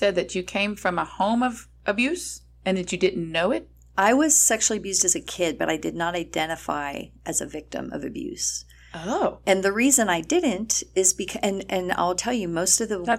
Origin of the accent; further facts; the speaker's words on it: El Paso, Texas, United States; I'm from El Paso.